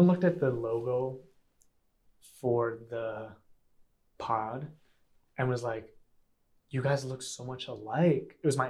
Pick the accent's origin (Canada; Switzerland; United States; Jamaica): United States; New York; Like I grew up on the streets of New York too at a different time